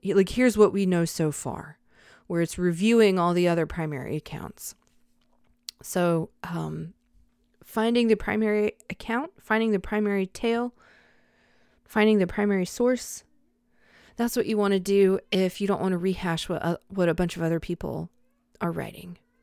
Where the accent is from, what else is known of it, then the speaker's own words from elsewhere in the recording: Charlotte, North Carolina, United States; I grew up in Charlotte